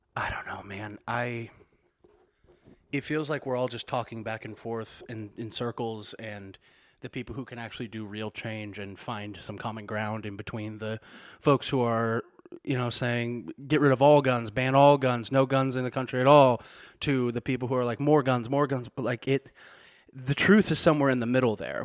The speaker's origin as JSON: {"language": "English", "region": "Missouri", "country": "United States", "tie": "born or raised there", "moved": "yes"}